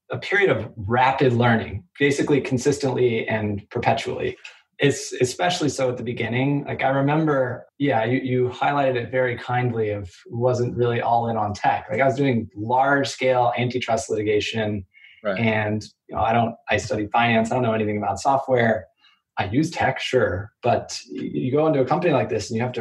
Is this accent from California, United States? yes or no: no; Kansas City, Missouri, United States; originally from Kansas City, went to undergrad in Arizona